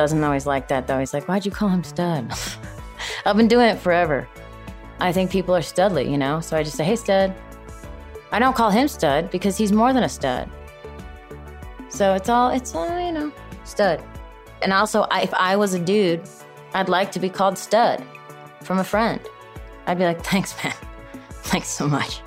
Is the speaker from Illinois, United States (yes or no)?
yes; Chicago, Illinois, United States; moved away; I'm originally from Chicago